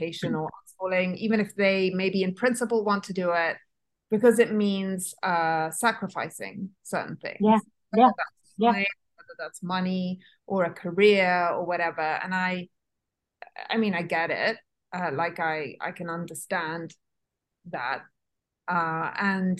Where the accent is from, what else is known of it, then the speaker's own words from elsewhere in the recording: Italy; moved away; I was raised in Italy and I went to school there.